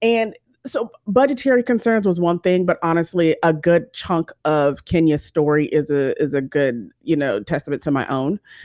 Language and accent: English; San Bernardino, California, United States; moved away as an adult; also born or lived in Los Angeles, California; now in Georgia, United States; I am from, originally from San Bernardino, California